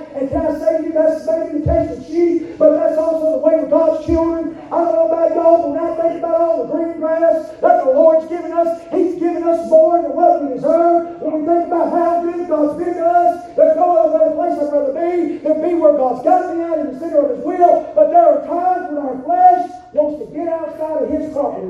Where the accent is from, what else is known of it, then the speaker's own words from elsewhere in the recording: Alabama, United States; Growing up in the South, especially living in Alabama